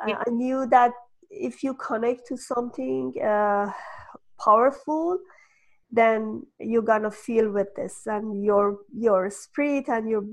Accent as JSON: {"language": "English", "country": "Iran", "tie": "born or raised there", "moved": "as an adult", "said": "I'm from Iran, and Iran was in war for years"}